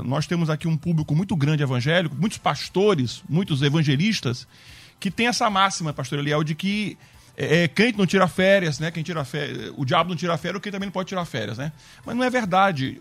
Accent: Acre, Brazil; moved away; eu nasci no Acre

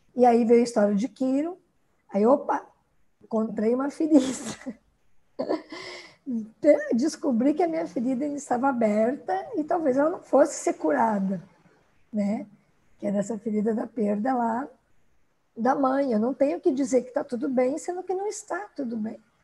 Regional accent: Rio Grande do Sul, Brazil; moved away as an adult; now in Sorriso, Brazil; Eu sou gaúcha, me formei no Rio Grande do Sul

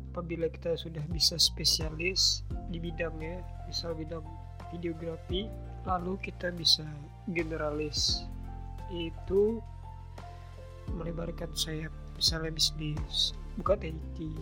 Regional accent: Riau, Indonesia; Aku asli dari Riau

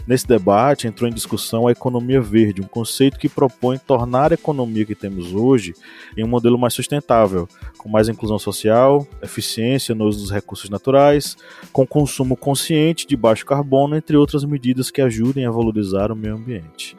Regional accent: Bahia, Brazil; na Bahia, eu vou falar pela Bahia, que é minha, minha terra

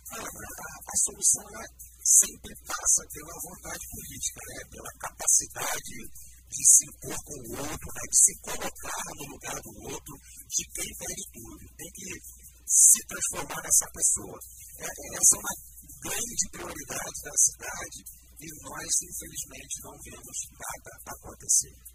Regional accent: Brazil; moved away as an adult; now in Brasília, Brazil; Vim relatar um pouco aqui da minha história para vocês aqui. Tenho 31 anos, sou natural de Campos de Goiás, estou em Brasília desde 2010.

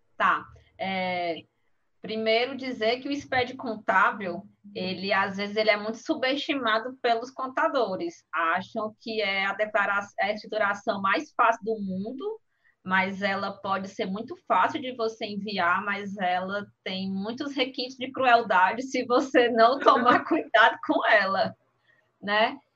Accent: Brazil; como bom brasileiros que somos

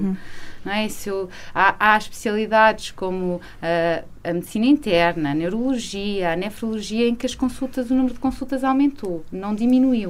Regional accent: Viseu, Centro, Portugal; moved away as an adult; also born or lived in Lisbon; now in Peso da Régua, Portugal; eu sou de Viseu, não é? Uh, estou há alguns anos a viver em, em, estava há alguns anos a viver em Lisboa, mas eu sou de uma cidade pequena

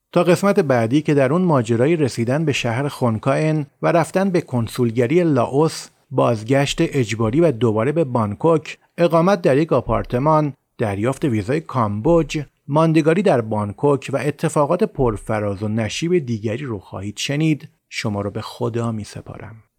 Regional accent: Iran; ما ایرانی هستیم

